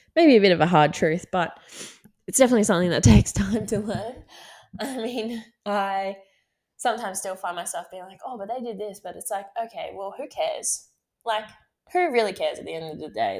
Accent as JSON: {"language": "English", "town": "Gold Coast", "region": "Queensland", "country": "Australia", "moved": "as an adult", "lives_now": "Sydney, Australia", "said": "I'm from the Gold Coast and I have so many friends up there"}